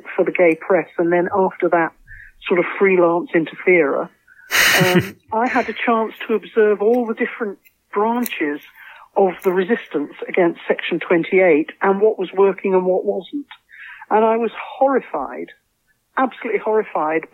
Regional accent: Croydon, London, United Kingdom; moved away as an adult; also born or lived in south coast of England / Lancashire / Cardiff; I'm originally from the south coast of England, and then from Croydon. I was brought up in Croydon, then I went north to university

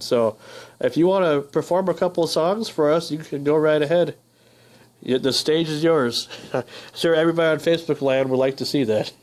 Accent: northern Minnesota, United States; moved away; I come from a small town, so I can I can definitely relate. I'm, I'm from Minnesota, Uh, northern Minnesota

